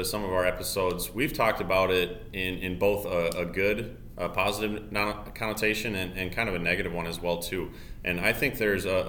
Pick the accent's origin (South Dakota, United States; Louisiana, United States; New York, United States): South Dakota, United States; Summit; I am from Summit, South Dakota, northeast, two tiny, tiny towns